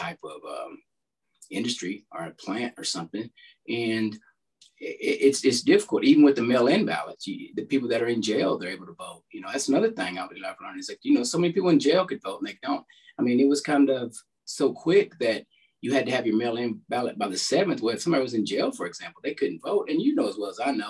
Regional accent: De Queen, Arkansas, United States; I'm originally from DeQueen, Arkansas, Southwest Arkansas, about 45 minutes north of Texarkana

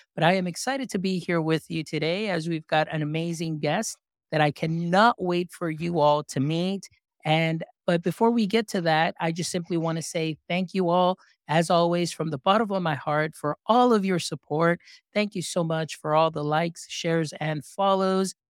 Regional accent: Texas, United States; I am from Texas

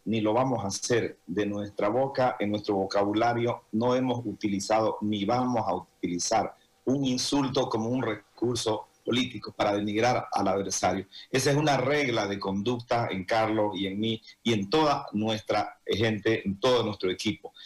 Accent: Santa Cruz, Bolivia; todo cruceño

